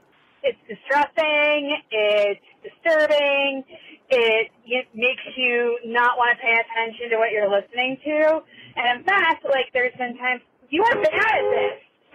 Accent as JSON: {"language": "English", "region": "Northern Ohio", "country": "United States", "accent": "Northern Ohio", "said": "with a Northern Ohio accent."}